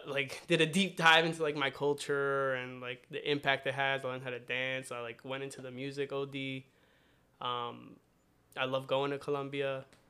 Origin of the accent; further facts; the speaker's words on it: Randolph, New Jersey, United States; now in Union City, United States; I grew up in Randolph, New Jersey, which is like an hour west of here